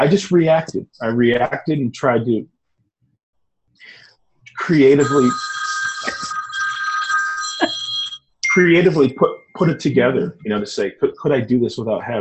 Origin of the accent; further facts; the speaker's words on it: Michigan, United States; moved away as an adult; also born or lived in Detroit; I'm from Michigan. I was raised in Michigan, born in Detroit.